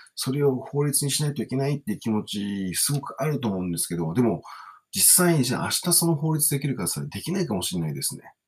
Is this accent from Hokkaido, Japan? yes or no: no; Kawasaki, Kanagawa, Japan; also born or lived in Pohang, South Korea; 今、川崎の大師、自分の地元に住んでるっていうことで